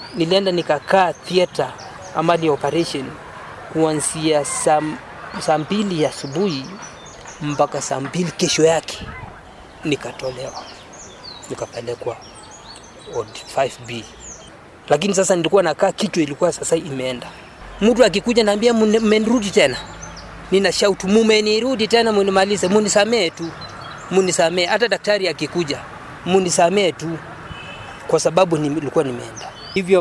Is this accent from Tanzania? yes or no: no; Kitale, Trans-Nzoia County, Kenya; mimi natoka Kitale